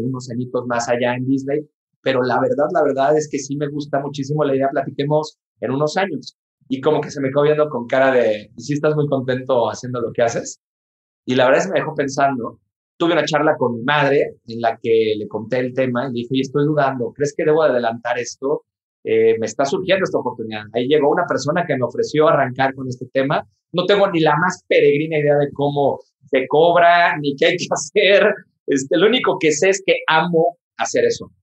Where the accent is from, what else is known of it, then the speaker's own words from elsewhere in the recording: Mexico; en mi país, en México